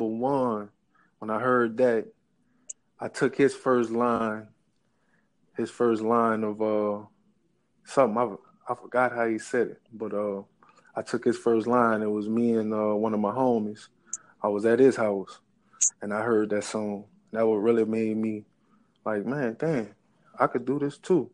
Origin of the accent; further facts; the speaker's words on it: Kenner, Louisiana, United States; I'm from Kenner